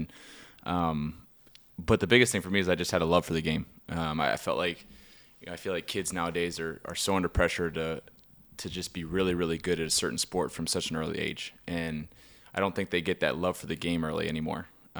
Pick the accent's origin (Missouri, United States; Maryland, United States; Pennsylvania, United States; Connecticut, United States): Maryland, United States; Baltimore; from Baltimore, Maryland.